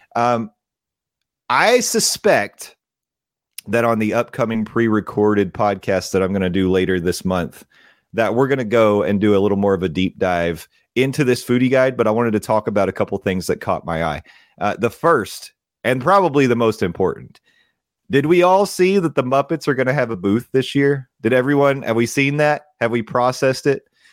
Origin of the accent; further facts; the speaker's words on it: Tennessee, United States; I come from Tennessee, and that's what they teach you up there